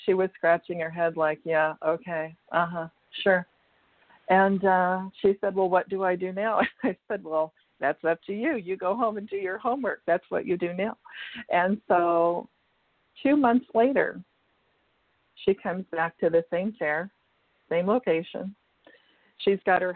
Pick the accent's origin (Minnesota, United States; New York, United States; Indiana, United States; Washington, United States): Washington, United States; moved away as an adult; also born or lived in California; moved from California back to Washington State, which was my home state.